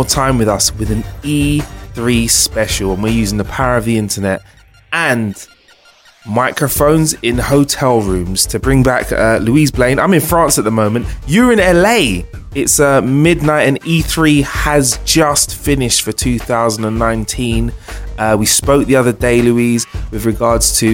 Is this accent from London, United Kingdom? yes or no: yes; London, United Kingdom; as a Londoner